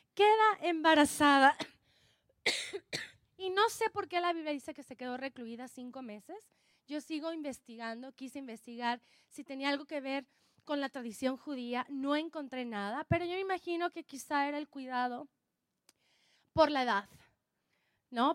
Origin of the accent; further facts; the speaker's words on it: Oaxaca, Mexico; Soy oaxaqueña, soy oaxaqueña